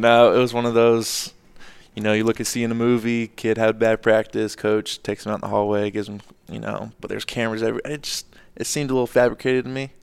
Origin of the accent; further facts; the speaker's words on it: Atlanta, Georgia, United States; moved away as an adult; also born or lived in Minnesota / Houston / Boston; now in Charlotte, United States; growing up in Atlanta